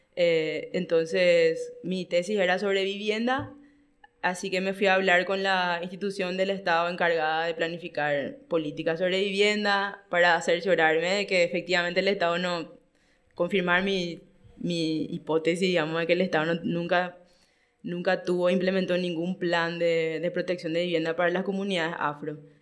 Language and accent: Spanish; Paraguay; yo siempre fui extranjerizada a mi propio país, ¿verdad? Siempre, hasta hoy, yo tengo que justificar por poco con mi DNI o mi cédula de identidad que realmente soy paraguaya